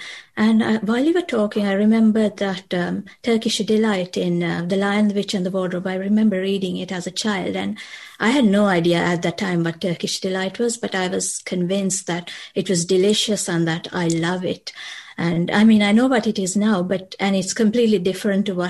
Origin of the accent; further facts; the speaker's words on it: Colombo, Western Province, Sri Lanka; moved away as an adult; now in Hertfordshire, United Kingdom; I'm from Colombo and it's a very busy and densely populated city